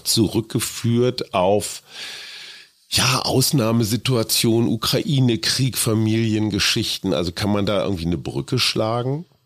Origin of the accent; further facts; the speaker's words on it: Münster, North Rhine-Westphalia, Germany; In meiner Heimatstadt Münster